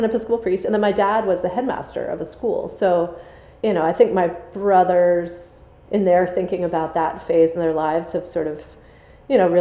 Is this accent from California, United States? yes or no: no; outside of Boston, Massachusetts, United States; I grew up outside of Boston